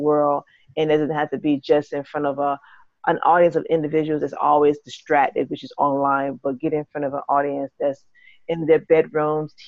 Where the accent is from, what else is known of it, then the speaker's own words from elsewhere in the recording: St. Petersburg, Florida, United States; now in Atlanta, United States; I hail from Atlanta, but originally from Florida, Tampa, St. Petersburg, to be exact